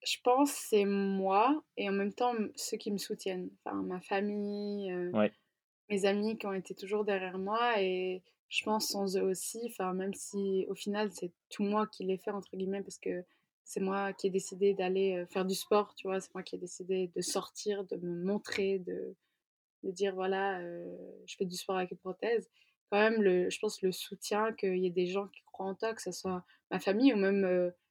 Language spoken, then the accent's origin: French; Zurich, Switzerland; Enfin, moi, je viens de Zurich, en fait, ma maman est, est zurichoise, donc je parle suisse